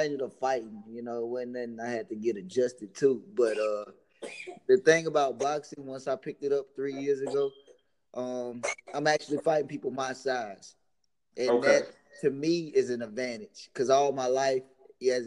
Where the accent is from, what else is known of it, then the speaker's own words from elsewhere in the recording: Rock Hill, South Carolina, United States; I'm from Rock Hill, South Carolina. We're a football city.